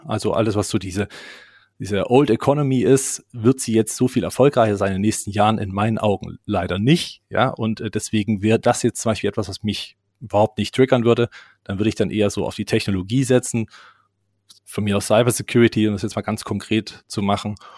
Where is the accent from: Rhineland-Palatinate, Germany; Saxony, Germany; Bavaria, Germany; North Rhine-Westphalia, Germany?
Saxony, Germany; Leipzig; bei uns in Leipzig